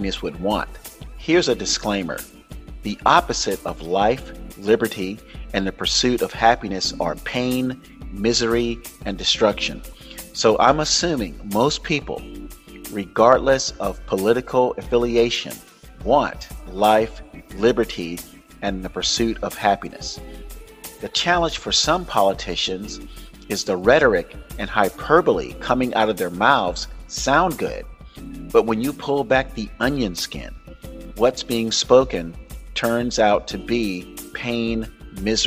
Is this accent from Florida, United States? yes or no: yes; Florida, United States; Florida, which is my home state, my birth state